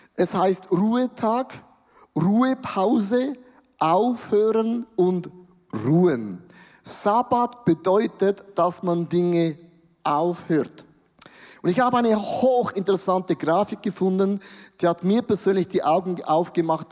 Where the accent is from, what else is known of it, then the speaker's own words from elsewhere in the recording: Switzerland; wir sind Schweizer